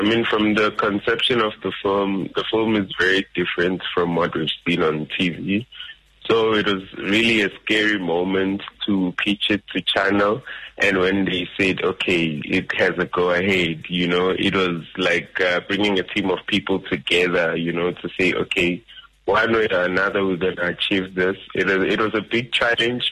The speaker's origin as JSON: {"language": "English", "town": "Nelspruit", "region": "Mpumalanga", "country": "South Africa", "moved": "yes", "said": "I am originally from Mpumalanga in Nelspruit"}